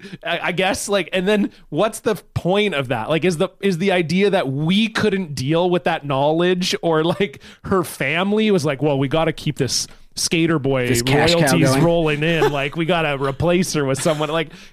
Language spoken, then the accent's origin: English; Canada; as like a Canadian guy who grew up in the time when Avril was very popular